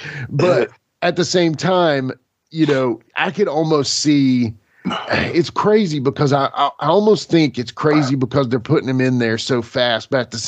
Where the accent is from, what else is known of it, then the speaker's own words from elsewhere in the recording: Lebanon, United States; that was my hometown growing up, Lebanon